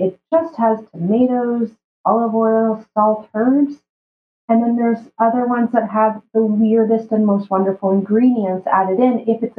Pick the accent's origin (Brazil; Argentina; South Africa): Brazil; now in Canada; And I remember when we moved from Brazil to Canada, it was like a status symbol to go from eating the whole foods to having these ultra-processed foods in our shelves.